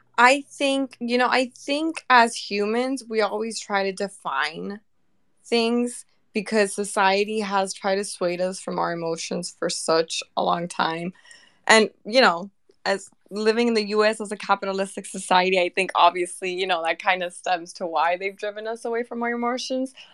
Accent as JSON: {"language": "English", "country": "Venezuela", "moved": "yes", "lives_now": "United States", "said": "I am from Venezuela."}